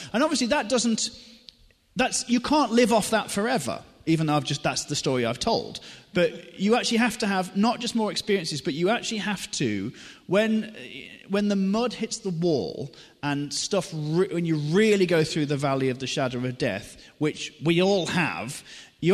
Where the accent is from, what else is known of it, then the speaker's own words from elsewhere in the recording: Newcastle-under-Lyme, West Midlands, United Kingdom; I'm from Newcastle-under-Lyme, and I'm currently living here as well, which is good news. And I got confirmed at St Giles Church on the roundabout in the early 90s.